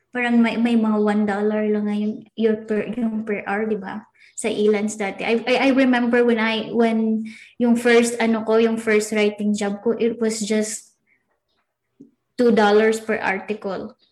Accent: Philippines; we are Pinoy

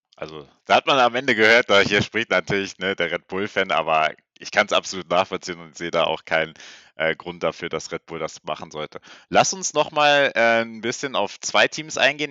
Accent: Germany; wir sind auch beide Deutscher

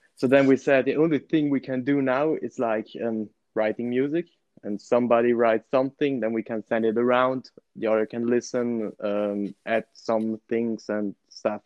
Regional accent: Merano, Trentino-Alto Adige, Italy; i am from merano which is a city in the region north of italy so in the middle of the alps

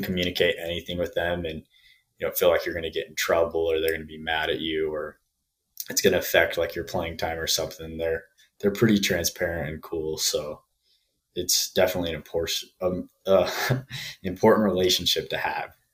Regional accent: Saratoga Springs, Utah, United States; moved away as an adult; now in Colorado, United States; I'm from Saratoga Springs, Utah

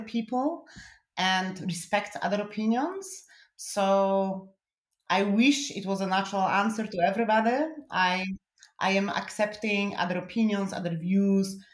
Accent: Poland; English is a second language; now in Germany; I'm originally from Poland

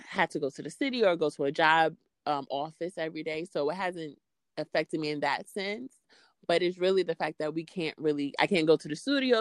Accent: New York City, New York, United States; I'm from Queens, but I record in Brooklyn

